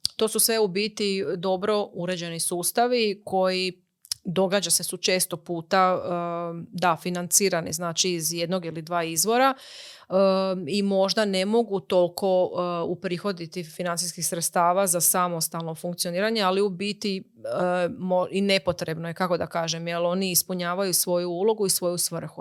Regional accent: Croatia; kod nas u Hrvatskoj

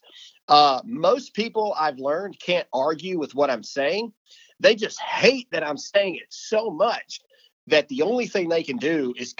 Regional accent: Mississippi, United States; I'm from Mississippi. I'm still in Mississippi

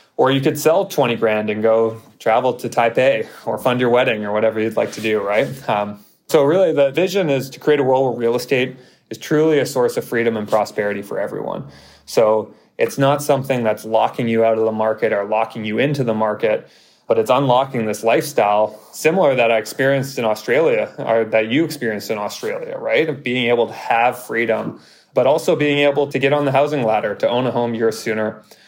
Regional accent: Vancouver, British Columbia, Canada; moved away as an adult; now in Toronto, Canada; I'm from False Creek area in Vancouver. I grew up in Granville Island.

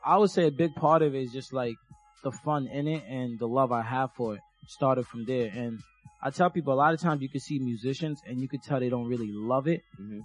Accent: Jamaica; now in United States; I'm from Jamaica, so I grew up with like Jamaican music.

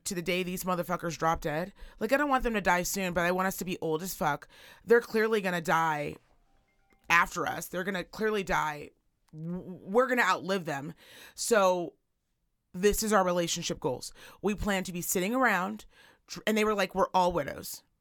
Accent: Virginia City, Nevada, United States; also born or lived in Reno; I'm from Reno, and I kind of actually grew up here in Virginia City.

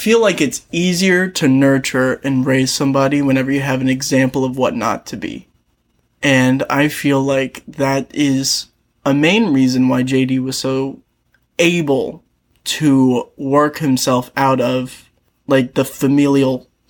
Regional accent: Kentucky, United States; Like, both of us are from Kentucky, but I feel like both of us do a good job of not sounding like we come from Kentucky

